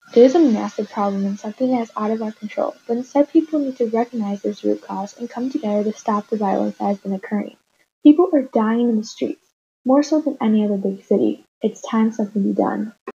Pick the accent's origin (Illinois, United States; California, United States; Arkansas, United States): Illinois, United States; Chicago; I grew up in Hyde Park.